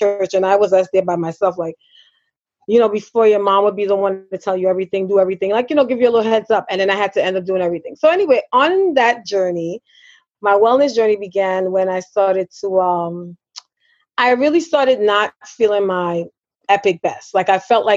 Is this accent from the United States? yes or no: no; Trinidad & Tobago; I am a Trinidadian